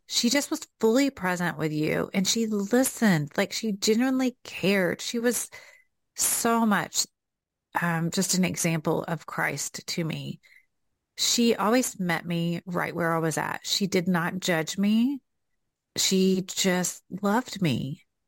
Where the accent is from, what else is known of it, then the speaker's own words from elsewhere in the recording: the South, United States; accent: Southern; here comes out my Southern accent